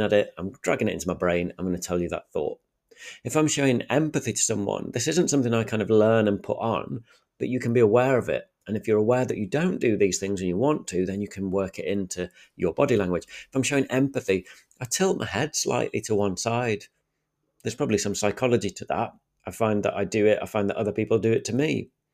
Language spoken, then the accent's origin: English; Sheffield, Yorkshire and the Humber, United Kingdom; accent: thick Sheffield; I'm from Sheffield, and I think I'm probably sound northern